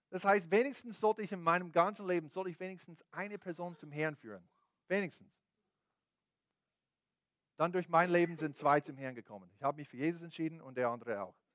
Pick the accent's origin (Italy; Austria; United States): United States; born there; Deswegen bin ich in den USA geboren, bin ich so groß und, und, und, was auch immer.